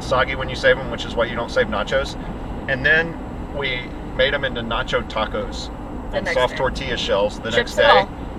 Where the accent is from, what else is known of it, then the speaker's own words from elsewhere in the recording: San Antonio, Texas, United States; moved away as an adult; also born or lived in Seattle, Washington / Austin, Texas; now in Bend, United States; Like, I'm married to a Mexican. I'm from San Antonio.